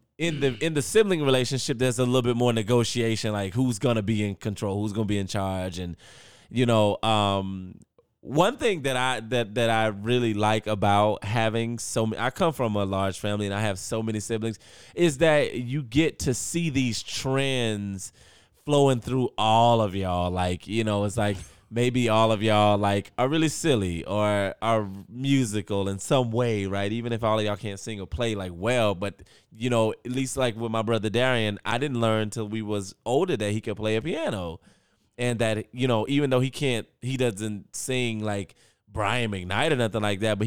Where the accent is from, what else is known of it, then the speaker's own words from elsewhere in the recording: North Carolina, United States; you and I, we're from North Carolina and we're from a specific family